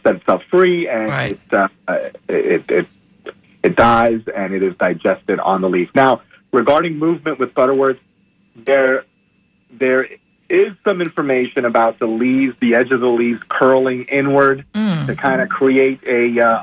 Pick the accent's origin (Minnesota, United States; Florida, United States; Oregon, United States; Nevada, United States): Florida, United States; Miami; also born or lived in Key West, Florida; now in north central Florida, United States; I'm originally from Key West, but once we moved up to Miami